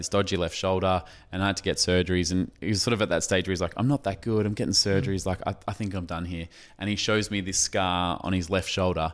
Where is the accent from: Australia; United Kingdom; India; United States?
Australia; Moonee Ponds, Victoria; now in Perth, Australia; I was born in Victoria